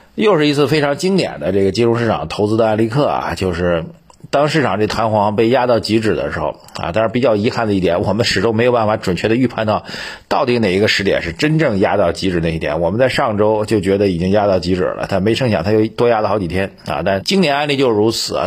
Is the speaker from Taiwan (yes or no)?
no; China; 我们中国人